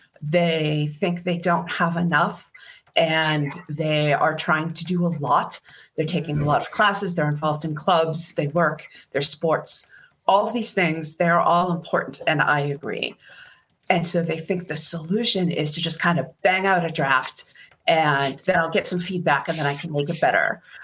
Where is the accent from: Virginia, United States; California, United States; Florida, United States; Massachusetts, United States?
Massachusetts, United States; Boston; accent: Boston; But when I'm home, my accent is very thick. 1, 2, 3, foa. That's a foa, yeah.